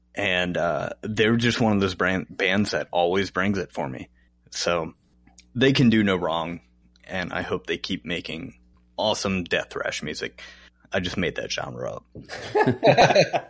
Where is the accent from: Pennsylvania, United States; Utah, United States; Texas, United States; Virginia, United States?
Virginia, United States; Chesapeake; also born or lived in Norfolk, Virginia; when we moved from Norfolk, Virginia to Chesapeake, Virginia. I was in third grade